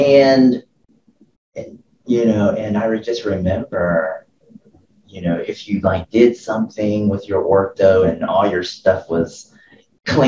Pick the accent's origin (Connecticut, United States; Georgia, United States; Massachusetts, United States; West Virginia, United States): Georgia, United States; Atlanta; I'm from the Atlanta area, and so I went to high school here, over here in Norcross.